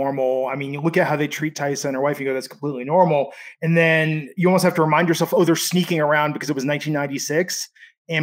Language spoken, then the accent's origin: English; Bay Area, Northern California, United States; also born or lived in Michigan; we moved before that and after that in the Bay Area in Northern California